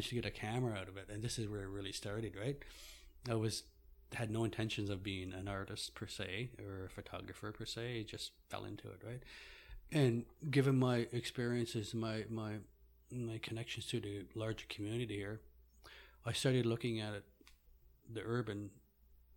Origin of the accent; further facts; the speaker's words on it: Happy Valley-Goose Bay, Newfoundland and Labrador, Canada; moved away as an adult; also born or lived in Rigolet, Labrador / Kingston, Ontario; now in Ottawa, Canada; I'm originally from Labrador in the Nunatsiavut. My community is Rigolet. I lived there for the first probably 6-7 years of my life. And then my parents moved to Happy Valley Goose Bay in Labrador. And that's where I spent most of my time growing up